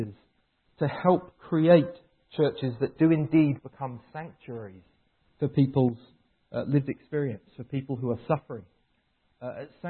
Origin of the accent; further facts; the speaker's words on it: England, United Kingdom; moved away as an adult; now in Vancouver, Canada; I moved to Vancouver 4 years ago from England. I'm English